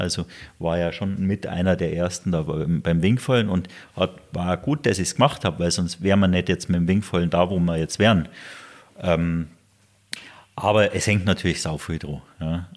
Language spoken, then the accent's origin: German; Garmisch-Partenkirchen, Bavaria, Germany; ich lebe hier, das ist meine Heimat ja, in Garmisch